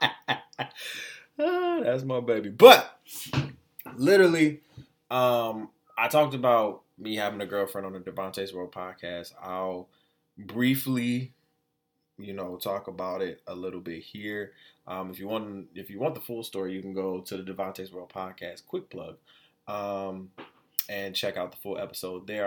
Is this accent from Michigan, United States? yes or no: yes; Detroit, Michigan, United States; also born or lived in Florida; I was raised in the three one three since I was like two years old